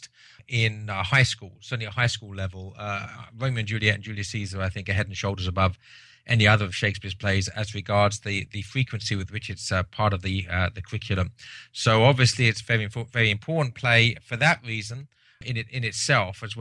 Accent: England, United Kingdom; as an Englishman

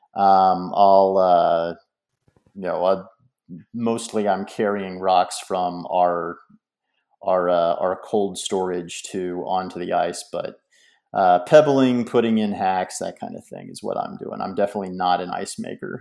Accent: United States; as an American

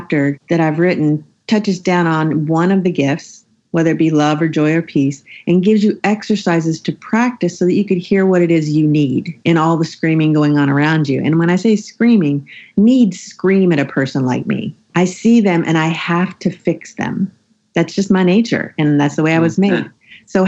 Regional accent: the South, United States; I grew up in the South and I'm a Southern Christian woman

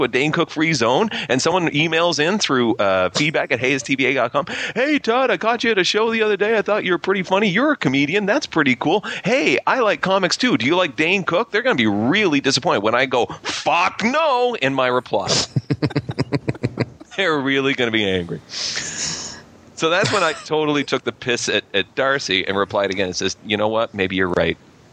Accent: Canada; I'm Canadian

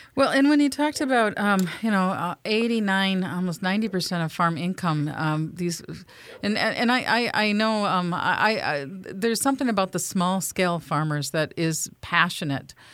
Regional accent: Minnesota, United States; I'm from Dakota County, which had literally some of the best farmland in the world, and I witnessed

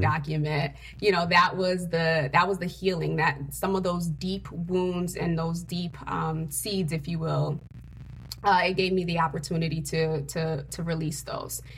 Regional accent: Connecticut, United States; also born or lived in Haiti; I'm actually an immigrant from Haiti, a uh, third world country. Came here at the age of four um, with my father, and I grew up in Connecticut

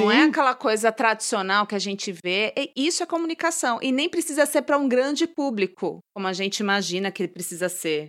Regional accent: São Paulo, Brazil; Eu sou de São Paulo

